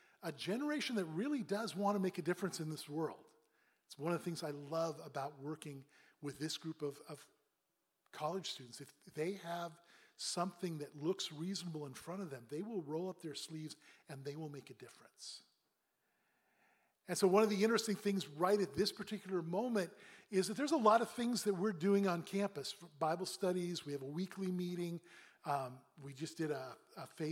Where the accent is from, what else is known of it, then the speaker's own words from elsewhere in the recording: Pacific Northwest, United States; now in Boston, United States; I grew up in the Northwest, Pacific Northwest.